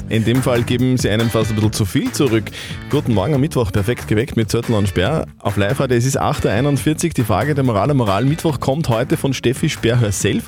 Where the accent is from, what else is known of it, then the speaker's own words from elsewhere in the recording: Upper Austria, Austria; bei uns in Oberösterreich